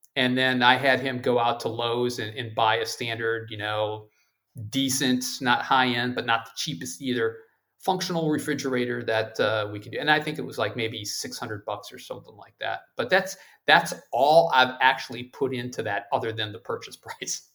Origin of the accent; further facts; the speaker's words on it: Ohio, United States; now in Maryland, United States; my home state of Ohio near the amusement park Cedar Point